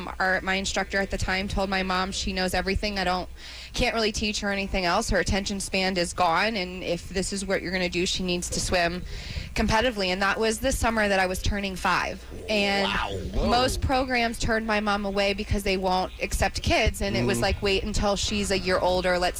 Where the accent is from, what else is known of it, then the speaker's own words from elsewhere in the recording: Plant City, Florida, United States; Born and raised in Antioch